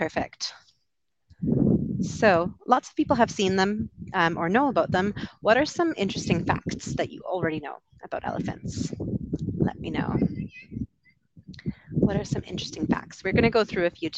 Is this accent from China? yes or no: no; Canada; moved away; also born or lived in United Kingdom; I'm from Canada originally, lived over in the UK for a bit, and now I'm traveling